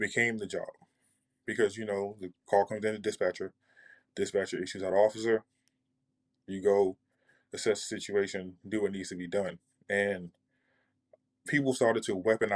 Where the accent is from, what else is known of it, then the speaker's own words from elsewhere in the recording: New York, United States; also born or lived in California; I'm originally from California and I grew up in New York